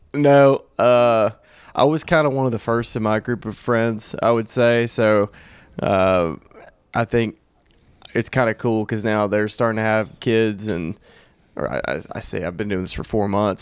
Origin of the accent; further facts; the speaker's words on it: Alabama, United States; born bred an L S U Tiger in, in Alabama, Auburn country.